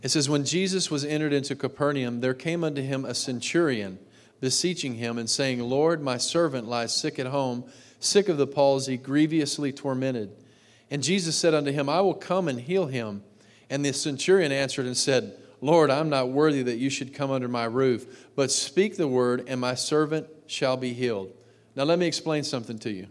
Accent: Texas, United States; I grew up in Texas.

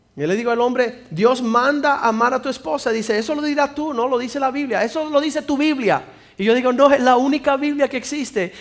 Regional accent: Cuba; soy cubano

